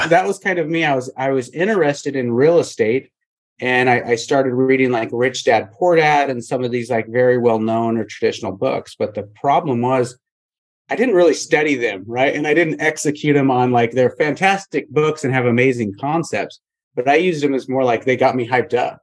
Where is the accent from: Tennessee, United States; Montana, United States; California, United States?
Montana, United States; moved away as an adult; I grew up in Montana